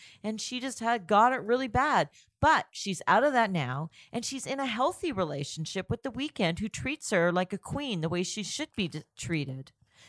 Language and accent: English; Toronto, Ontario, Canada; Oh, that would be Toronto.